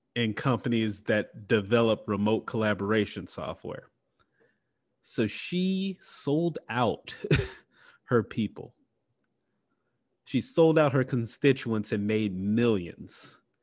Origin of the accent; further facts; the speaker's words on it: Mississippi, United States; my home state, Mississippi